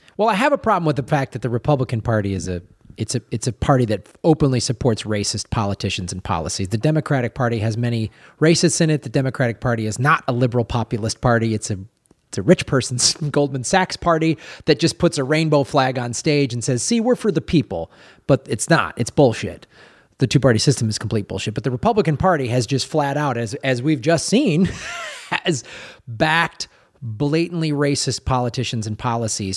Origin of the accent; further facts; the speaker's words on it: Chicago, Illinois, United States; I'm from Chicago